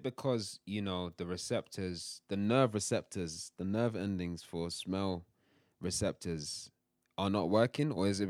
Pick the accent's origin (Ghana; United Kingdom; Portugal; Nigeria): United Kingdom; London; accent: London; But I'm very happy to have a London accent.